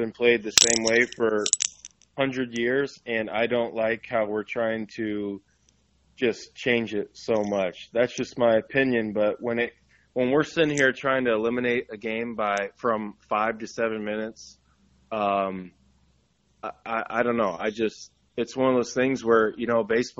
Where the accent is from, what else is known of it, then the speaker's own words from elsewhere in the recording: Indiana, United States; I'm from Indiana